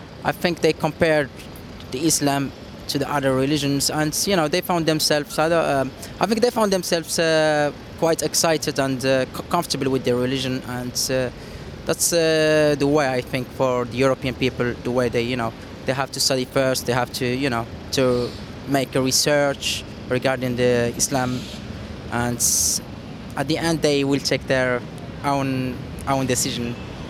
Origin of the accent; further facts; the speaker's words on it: Morocco; moved away; I'm from Morocco.